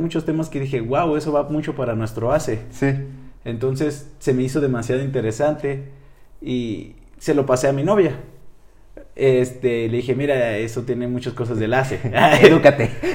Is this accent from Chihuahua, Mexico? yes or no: yes; Nuevo Casas Grandes, Chihuahua, Mexico; soy de Chihuahua, de un pequeño poblado llamado Nuevo Casas Grandes.